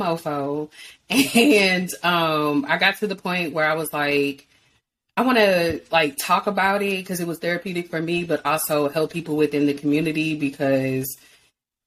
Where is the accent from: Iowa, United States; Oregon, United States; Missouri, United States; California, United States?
Missouri, United States; St. Louis; I'm from St. Louis